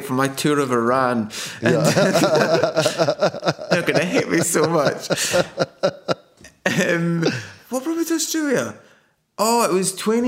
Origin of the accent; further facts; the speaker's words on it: Scotland, United Kingdom; moved away as an adult; also born or lived in Glasgow; as a Scottish person